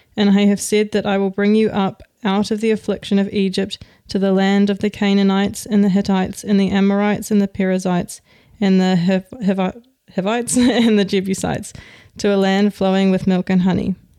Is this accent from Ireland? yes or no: no; New Zealand; now in Denmark; I'm from New Zealand